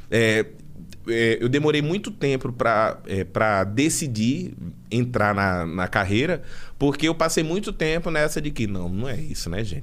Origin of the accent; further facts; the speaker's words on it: Recife, Pernambuco, Brazil; now in São Paulo, Brazil; eu hoje estou aqui em São Paulo. Eu, eu cresci em Recife.